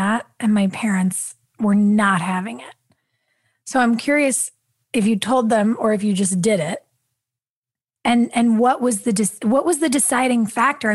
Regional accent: New York City, New York, United States; I grew up in Brooklyn

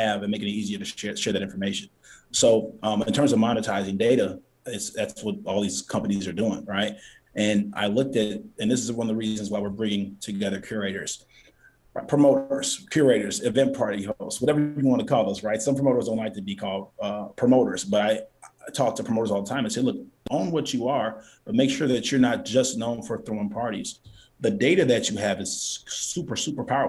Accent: Chicago, Illinois, United States; also born or lived in Los Angeles / New York; I'm a Chicagoan to Chicagoans

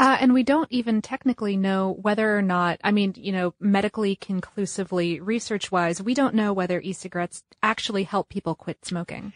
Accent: United States; we're from the United States

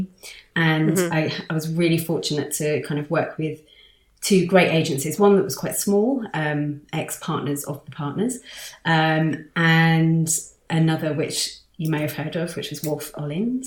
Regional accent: London, United Kingdom; growing up in London

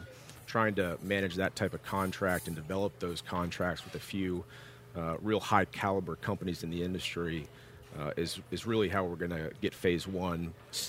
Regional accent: Atlanta, Georgia, United States; Atlanta, Georgia.

